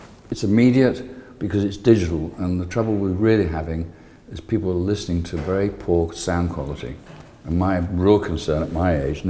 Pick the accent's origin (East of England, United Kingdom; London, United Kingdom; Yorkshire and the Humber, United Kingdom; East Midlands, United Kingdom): London, United Kingdom; moved away as an adult; now in Clearwater, United States; I'm this British bearded emigre from from Britain, from London, principally. I'm here now in Clearwater.